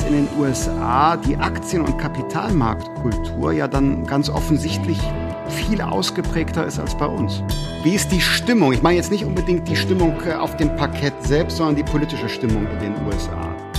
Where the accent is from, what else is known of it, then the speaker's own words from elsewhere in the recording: Germany; als Deutsche